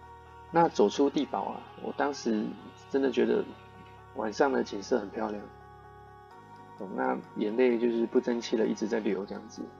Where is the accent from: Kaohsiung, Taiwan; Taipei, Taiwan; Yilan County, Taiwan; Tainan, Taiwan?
Yilan County, Taiwan; 我当时我从宜兰来的，我也没有想太多，这样子想说哦，台北可能都是开餐厅餐馆比较多这样子。